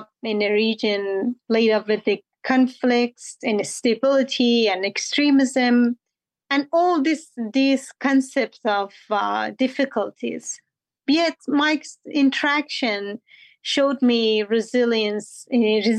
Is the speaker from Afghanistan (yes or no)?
yes; Afghanistan; now in Washington, DC, United States; I'm from Afghanistan